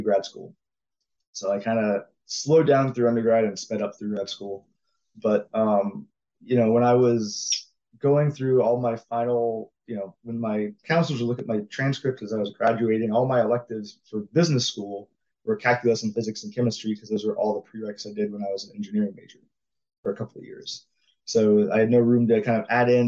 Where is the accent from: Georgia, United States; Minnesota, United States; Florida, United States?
Florida, United States; Jacksonville; I grew up in Florida in Jacksonville, went to UCF for college